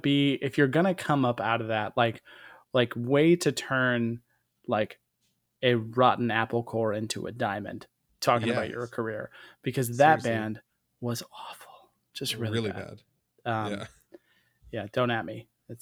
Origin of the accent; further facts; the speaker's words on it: Tampa, Florida, United States; So I'm from Florida, and specifically from Tampa.